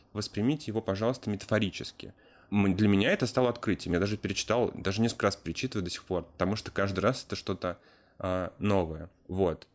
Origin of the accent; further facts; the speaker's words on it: Chekhov, Moscow Oblast, Russia; Я сам из Московской области, город Чехов